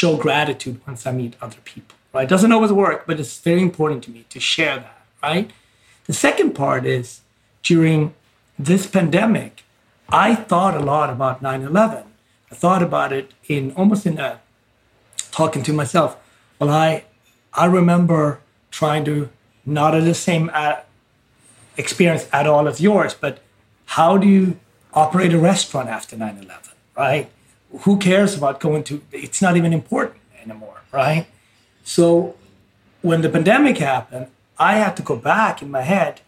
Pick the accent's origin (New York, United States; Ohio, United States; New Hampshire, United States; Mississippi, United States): New York, United States; New York City; as a New Yorker